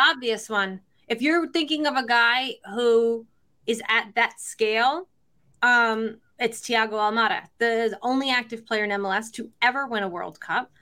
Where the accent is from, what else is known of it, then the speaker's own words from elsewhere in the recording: Northeast, United States; I grew up in the Northeast